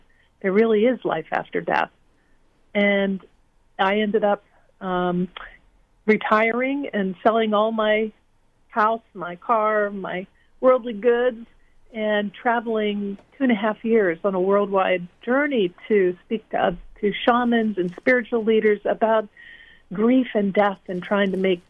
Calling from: Cooperstown, New York, United States; I am calling in from Cooperstown, New York.

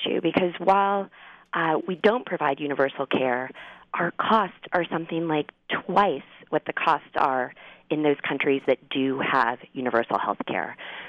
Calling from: Sacramento, California, United States; like you said, yes, I'm calling in from Sacramento

